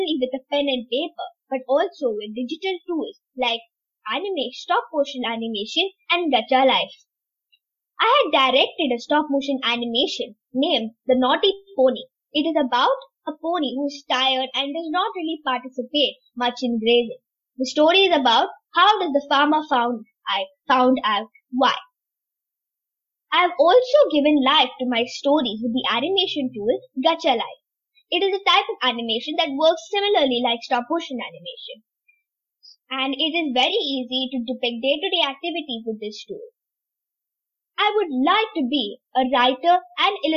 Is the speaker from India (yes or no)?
yes; Tamil Nadu, India; now in Dubai, United Arab Emirates; I'm in UAE, Dubai right now, but I'm originally from India, Tamil Nadu